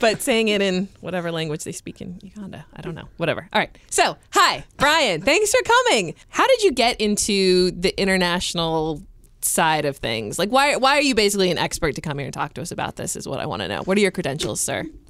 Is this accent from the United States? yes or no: yes; United States; I'm American